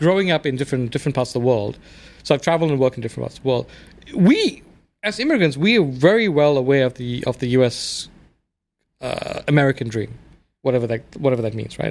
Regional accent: South Africa; moved away as an adult; also born or lived in England / India (ancestry); now in United States; I grew up in South Africa, where I was raised

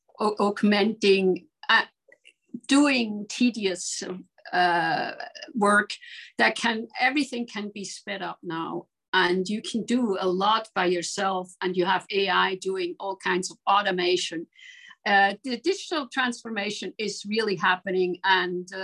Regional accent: Switzerland; moved away; also born or lived in Aarau / New York; I grew up in Switzerland, and I was a nose for La Maison Firmenich in Geneva

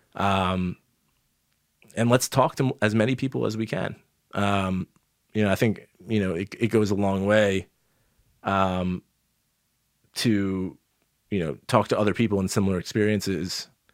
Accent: New York, United States; growing up in New York as a kid

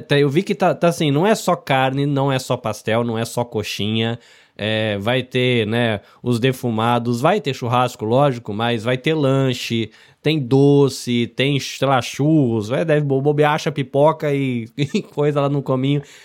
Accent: interior of São Paulo, Brazil; also born or lived in Salvador, Bahia; now in Japan; eu sou nascido em Salvador, na Bahia, mas não cresci lá. Cresci no interior de São Paulo.

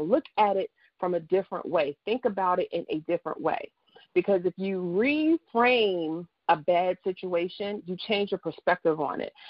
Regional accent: New Jersey, United States; now in Dallas, United States; I'm from Jersey

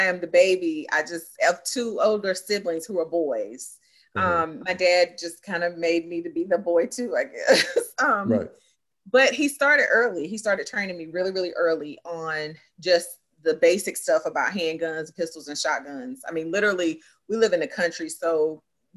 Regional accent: Greenville, North Carolina, United States; moved away as an adult; also born or lived in Durham, North Carolina; now in Raleigh, United States; born and raised Eastern North Carolina. All my life been in Eastern North Carolina.

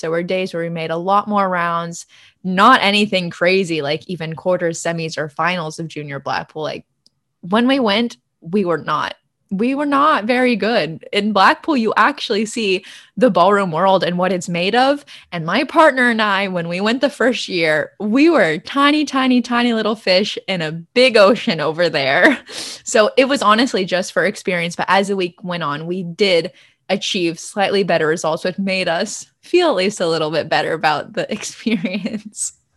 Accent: United States; I'm fully American, raised by American parents and grandparents, born and raised in the United States

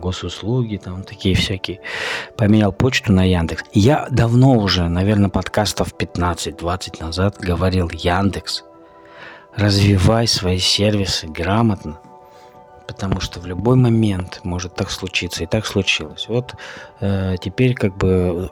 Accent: Russia; Мы живем в России, и у нас преобладающее население белое

